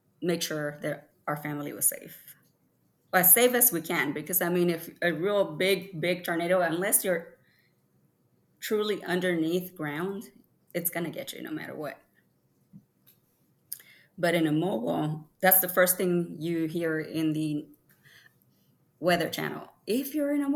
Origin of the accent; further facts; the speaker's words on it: California, United States; moved away as an adult; also born or lived in Mexico; now in Tennessee, United States; I crossed over with my mother when I was 5 years old. I was raised in California and moved to Tennessee when I was 18 years old